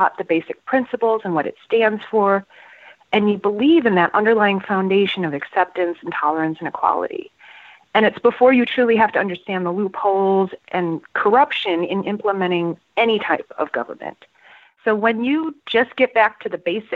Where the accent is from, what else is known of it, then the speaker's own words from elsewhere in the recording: Toronto, Ontario, Canada; now in San Francisco, United States; from San Francisco, but born and raised in Toronto, Canada